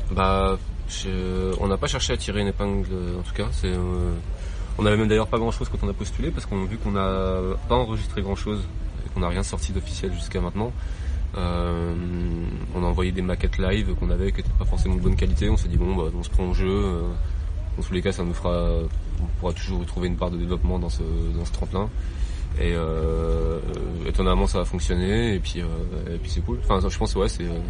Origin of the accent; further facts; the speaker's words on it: Nancy, Grand Est, France; je viens de Nancy